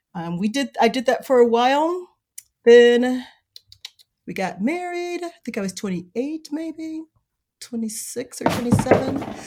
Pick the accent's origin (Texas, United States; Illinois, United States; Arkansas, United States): Illinois, United States; Chicago; now in South Bend, United States; I grew up in Chicago on the South Side. You hear a lot about Inglewood, that's where I grew up